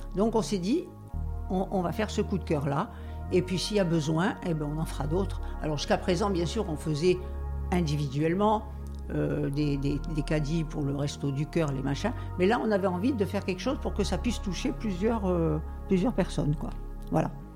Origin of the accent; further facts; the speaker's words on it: Algeria; now in France; mon enfance, je, je suis née en Algérie